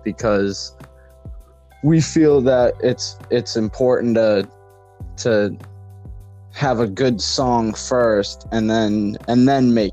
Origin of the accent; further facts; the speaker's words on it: New England, United States; from …. I am one of the guitarists in the band, and we are from New England.